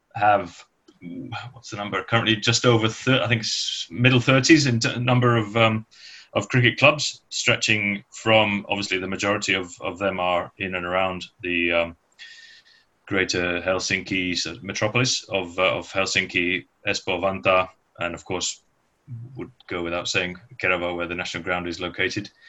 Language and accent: English; Manchester, North West England, United Kingdom; moved away as an adult; now in Finland; I'm originally from Manchester back then, but um, having moved here in uh, in '88 on, on, a permanent basis